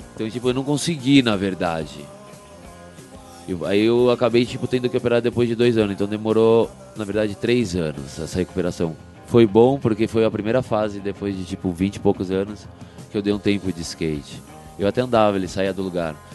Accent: Brazil; eu nasci no Brasil

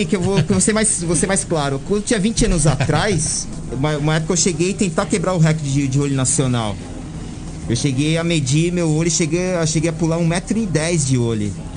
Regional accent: São Paulo, Brazil; eu nasci lá, na, no, lá no Planalto Paulista, né? Atrás, passei, para ser mais exato, lá atrás do aeroporto de Congonhas

